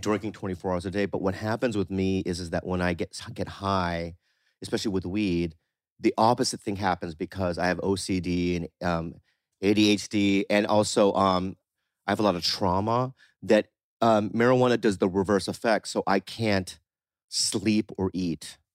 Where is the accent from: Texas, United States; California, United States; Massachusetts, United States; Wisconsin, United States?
California, United States; San Diego; also born or lived in Poway / La Jolla; I grew up in San Diego